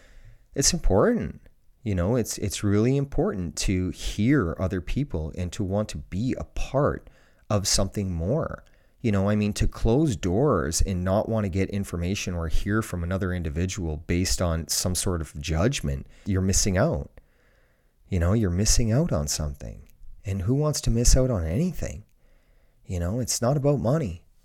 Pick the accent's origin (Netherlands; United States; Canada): Canada; Ontario; Where I grew up in Ontario, Canada, it's the same for every school in the world.